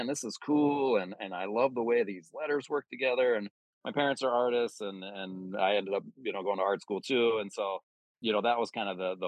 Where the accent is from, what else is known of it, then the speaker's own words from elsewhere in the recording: Pennsylvania, United States; I grew up outside of Philadelphia.